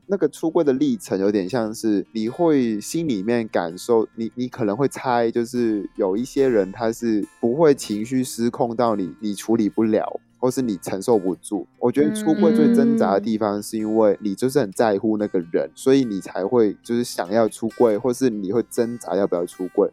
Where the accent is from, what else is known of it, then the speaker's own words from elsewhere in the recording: Macau; moved away as an adult; also born or lived in Taiwan; now in Taipei, Taiwan; 澳门地很小，所以我们生活圈本来就很紧密